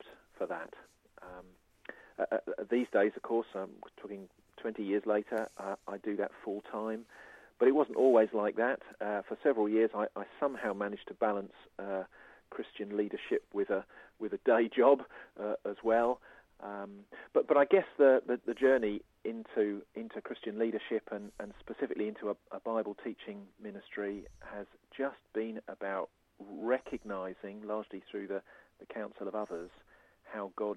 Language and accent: English; Surrey, South East England, United Kingdom; now in Isle of Wight, United Kingdom; I was brought up in Surrey.